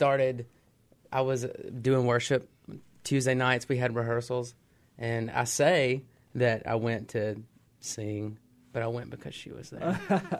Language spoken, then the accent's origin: English; Magee, Mississippi, United States; moved away as an adult; now in Philippines; I grew up in McGee.